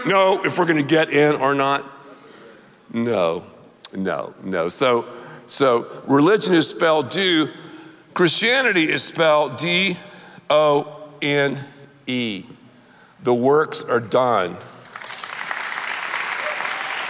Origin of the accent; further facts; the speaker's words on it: the South, United States; I'm from the South